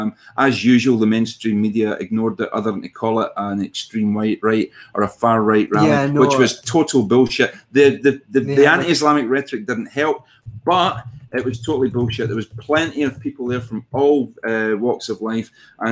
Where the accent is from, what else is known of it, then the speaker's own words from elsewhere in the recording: Glasgow, Scotland, United Kingdom; I'm from Glasgow. Who gives a shit